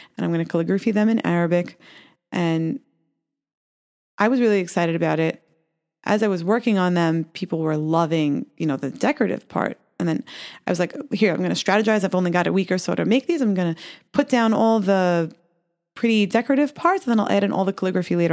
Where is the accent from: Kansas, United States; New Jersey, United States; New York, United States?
New York, United States; New York City; I was growing up in Brooklyn